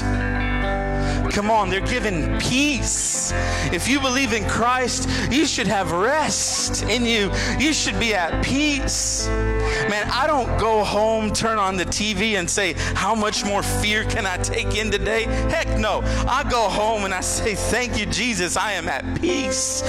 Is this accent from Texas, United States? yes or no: yes; San Antonio, Texas, United States; I'm from San Antonio